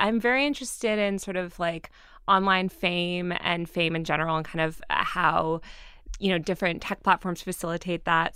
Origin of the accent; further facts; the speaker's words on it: Greenwich, Connecticut, United States; also born or lived in Colorado; I grew up in Connecticut, in Greenwich, Connecticut